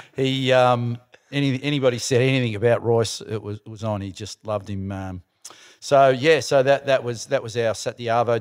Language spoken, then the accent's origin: English; Melbourne, Victoria, Australia; I was born in Essendon